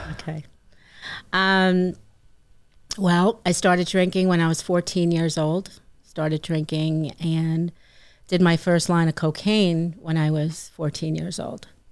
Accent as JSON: {"language": "English", "town": "Franklin Square", "region": "New York", "country": "United States", "tie": "born or raised there", "also_born_or_lived": "Ozone Park, New York / Laurel Hollow, New York", "said": "I was raised in Franklin Square and spent my weekends in Ozone Park"}